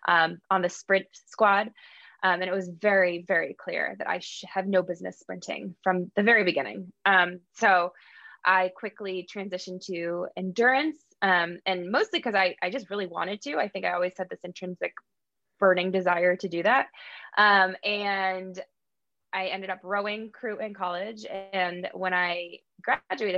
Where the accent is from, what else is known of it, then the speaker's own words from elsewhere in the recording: Hamden, Connecticut, United States; I am from Hamden, Connecticut.